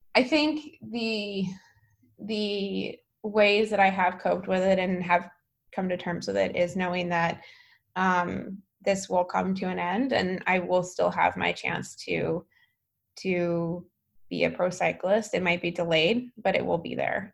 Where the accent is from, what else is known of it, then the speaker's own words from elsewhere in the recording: Alaska, United States; also born or lived in San Francisco; now in Menlo Park, United States; I'm from Alaska